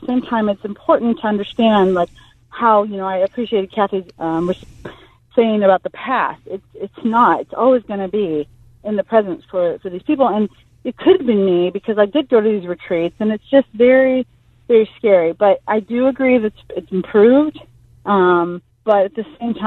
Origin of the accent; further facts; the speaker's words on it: Toledo, Ohio, United States; when I grew up in Toledo, Ohio